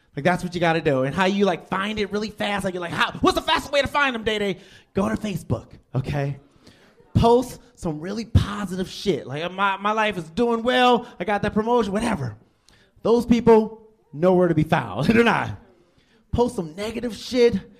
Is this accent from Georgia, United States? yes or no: no; Detroit, Michigan, United States; now in Lake Mills, United States; I'm originally from Detroit, Michigan